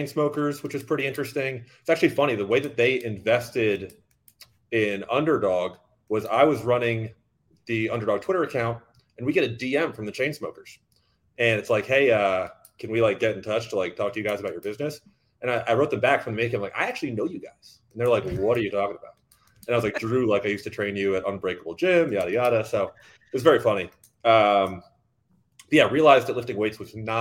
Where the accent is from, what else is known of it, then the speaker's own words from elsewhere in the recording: Boston, Massachusetts, United States; moved away as an adult; also born or lived in Miami; when I was like 14 years old, growing up in Boston